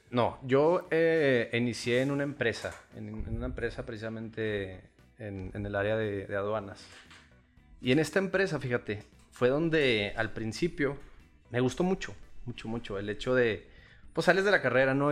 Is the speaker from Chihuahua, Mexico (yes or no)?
yes; Chihuahua, Mexico; Yo nací aquí en, Chihuahua, Chihuahua, Chihuahua